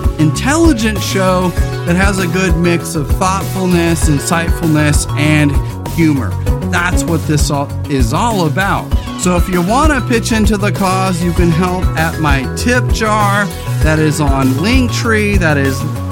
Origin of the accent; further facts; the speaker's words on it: California, United States; as a Californian